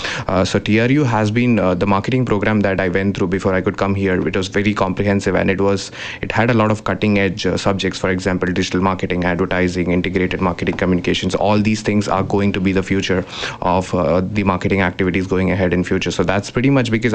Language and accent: English; Mumbai, Maharashtra, India; moved away as an adult; now in Kamloops, Canada; Mumbai, where my hometown is